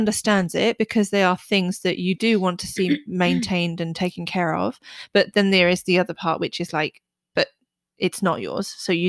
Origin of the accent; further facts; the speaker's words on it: United Kingdom; as a British person